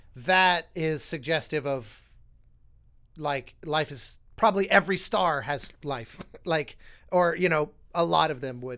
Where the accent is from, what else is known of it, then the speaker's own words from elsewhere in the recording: Denver, Colorado, United States; I grew up in Denver